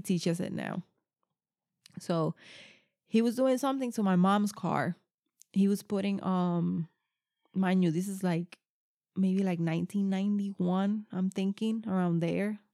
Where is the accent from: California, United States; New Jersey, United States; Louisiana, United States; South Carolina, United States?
New Jersey, United States; I'm from New Jersey